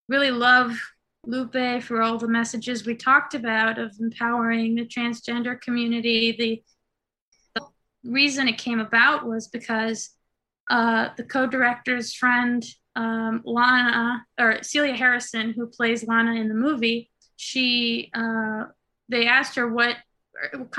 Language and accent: English; Israel; moved away as an adult; also born or lived in New York, United States; now in Los Angeles, United States; I was born in New York, but when I was 8, my Israeli parents moved us back to Israel. So I was in Israel from 8 to 21